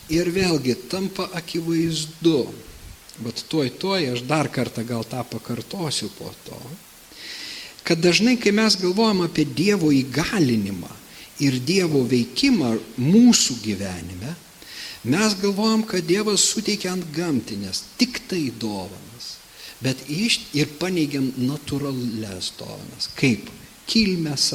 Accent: Lithuania; mums kaip lietuviams

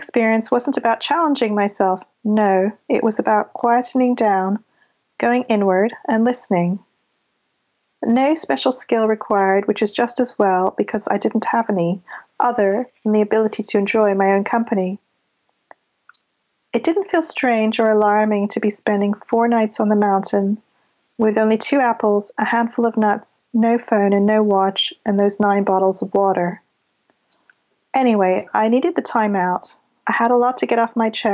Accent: Canada; accent: a touch of a Canadian accent; also born or lived in London, United Kingdom; now in United Kingdom; I was born in London. I grew up in Canada. I moved there when I was 7.

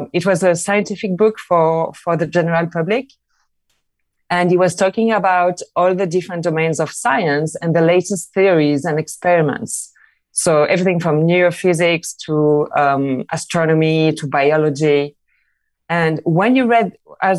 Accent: Marseille, Provence-Alpes-Côte d'Azur, France; moved away as an adult; also born or lived in London; now in Barcelona, Spain; I'm from Marseille in France. I moved to London where everything happens.

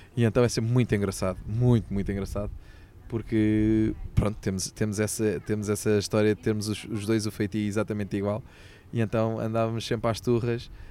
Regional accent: Sintra, Lisbon, Portugal; eu depois já nasci aqui em Sintra, portanto sou saloio de gema

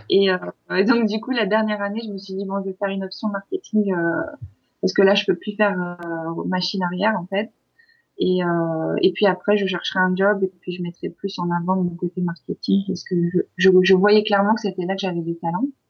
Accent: France; moved away as an adult; also born or lived in Izmir, Turkey (parents' origin); now in Istanbul, Turkey; mes deux parents sont nés en Turquie, mais moi je suis née en France euh, dans les années 80

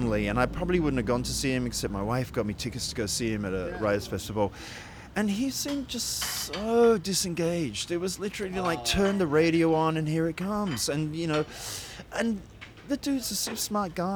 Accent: Australia; down-home Australians

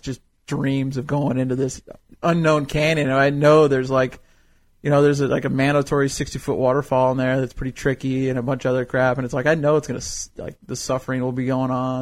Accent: Fresno, California, United States; moved away as an adult; now in Cody, United States; I grew up in California

